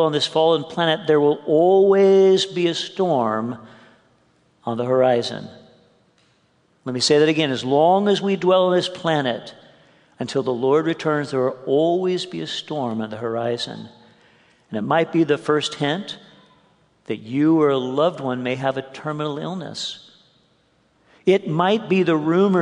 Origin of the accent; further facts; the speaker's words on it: Santa Barbara, California, United States; also born or lived in Arkansas / Modesto, California; Cindy and I born and raised here in California, our kids raised in California